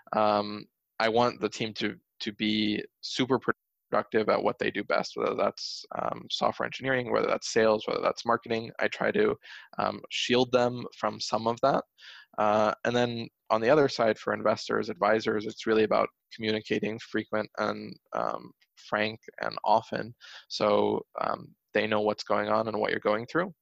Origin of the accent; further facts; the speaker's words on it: Pennsylvania, United States; I grew up in Pennsylvania